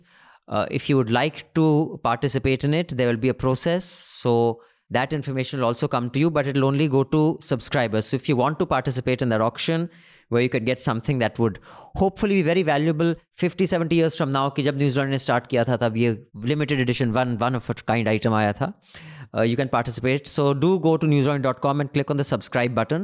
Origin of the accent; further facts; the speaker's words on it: Dehradun, Uttarakhand, India; moved away; also born or lived in Delhi; when I grew up in Dehradun